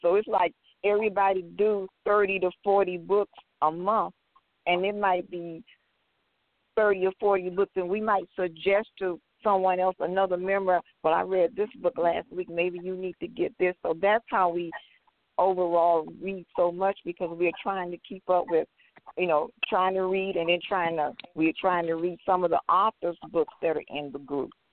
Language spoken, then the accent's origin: English; Miami, Florida, United States; now in Atlanta, United States; I'm originally from Miami, Florida